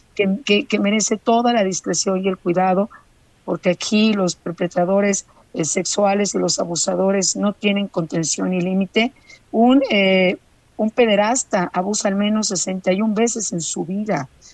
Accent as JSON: {"language": "Spanish", "country": "Mexico"}